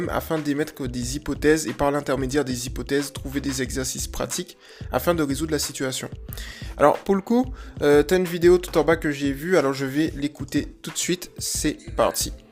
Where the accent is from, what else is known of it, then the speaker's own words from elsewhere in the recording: Toulon, Provence-Alpes-Côte d'Azur, France; Je vais en Bretagne depuis un an et demi. Je viens de Toulon d'ailleurs, je vais repartir fin mai.